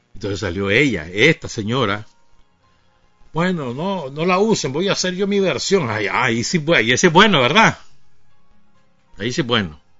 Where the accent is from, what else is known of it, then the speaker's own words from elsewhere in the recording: Nicaragua; la suma de todos los nicaragüenses, en la cual estamos nosotros también